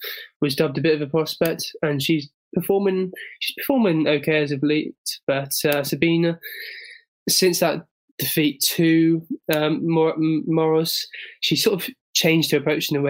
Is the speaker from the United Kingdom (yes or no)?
yes; England, United Kingdom; as an Englishman